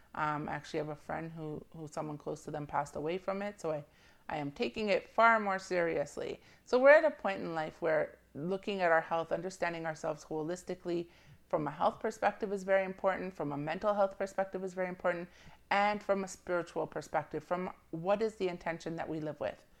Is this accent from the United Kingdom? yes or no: no; Jamaica; I'm Jamaican, and I have family that's obviously Jamaican